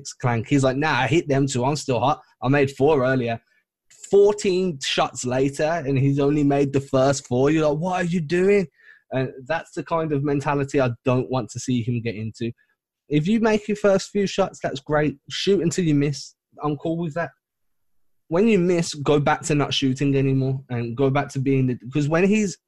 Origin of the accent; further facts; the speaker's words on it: England, United Kingdom; I'm English, not British